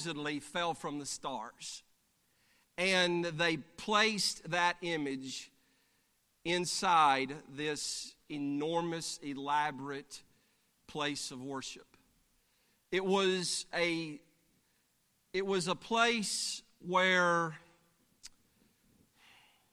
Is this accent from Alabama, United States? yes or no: yes; Alabama, United States; I'm from Alabama.